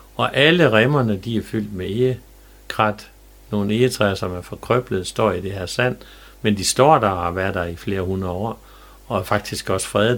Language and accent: Danish; Jerup, North Denmark Region, Denmark; da jeg var dreng i Jæv